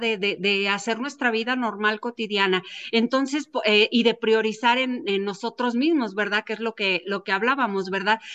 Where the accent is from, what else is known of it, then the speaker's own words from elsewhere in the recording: Mexico; nosotros como mexicanos